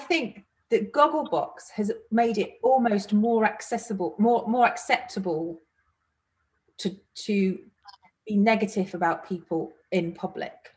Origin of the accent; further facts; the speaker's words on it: Manchester, North West England, United Kingdom; I am from Manchester